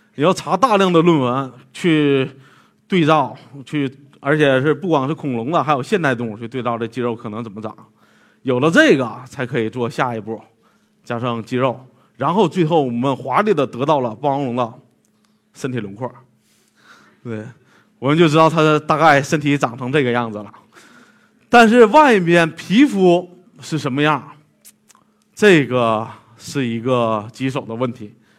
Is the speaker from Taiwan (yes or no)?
no; western Liaoning, China; 在我老家那边儿辽宁西部